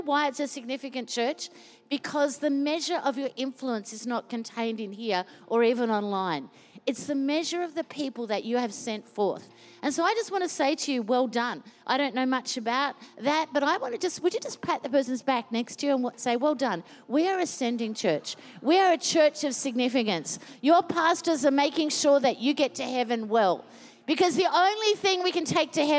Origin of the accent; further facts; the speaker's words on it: Queensland, Australia; now in Melbourne, Australia; I was born in Queensland